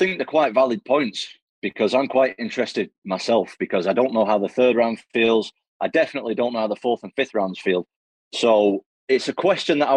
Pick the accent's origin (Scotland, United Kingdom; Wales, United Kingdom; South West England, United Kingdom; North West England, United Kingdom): North West England, United Kingdom; Manchester; I'm obviously a British guy. I'm from Manchester, England.